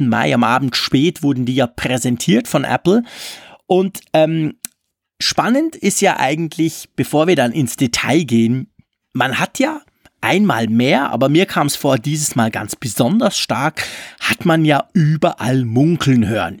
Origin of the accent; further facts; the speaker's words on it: Switzerland; bei uns in der Schweiz